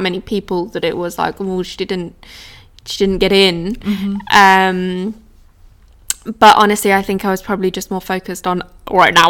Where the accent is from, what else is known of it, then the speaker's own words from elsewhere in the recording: East Sussex, South East England, United Kingdom; I grew up in East Sussex which is just about an hour outside of London